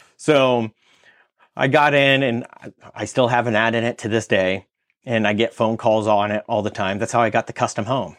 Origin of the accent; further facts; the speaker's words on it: California, United States; moved away as an adult; I'm from California